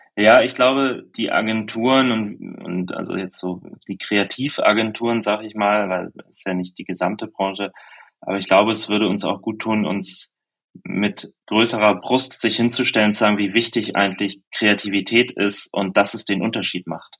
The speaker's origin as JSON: {"language": "German", "country": "Germany", "said": "ich komme aus der Nähe von Hamburg"}